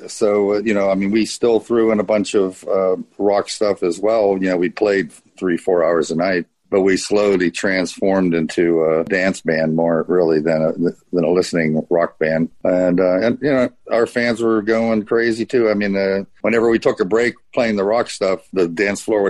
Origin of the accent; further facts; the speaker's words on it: Pittsburgh, Pennsylvania, United States; I grew up in Pittsburgh, Pennsylvania